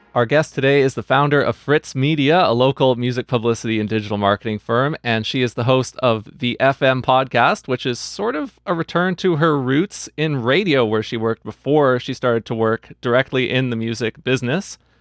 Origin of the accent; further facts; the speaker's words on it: Vancouver, British Columbia, Canada; I was away from the Vancouver jazz community that I had grown up in for several years until COVID